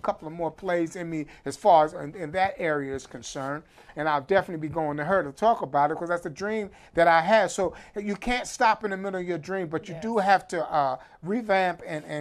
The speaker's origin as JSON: {"language": "English", "region": "New York", "country": "United States", "tie": "born or raised there", "said": "growing up in New York"}